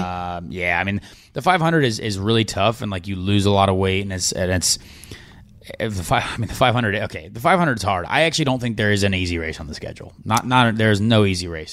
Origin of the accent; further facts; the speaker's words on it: Indiana, United States; I'm from Indiana